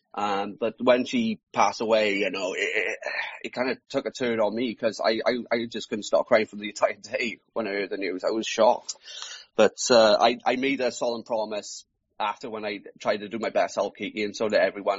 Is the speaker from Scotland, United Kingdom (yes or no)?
no; South Wales, United Kingdom; I'm from South Wales. I am. So um, pretty much it's, I'm just living the valleys.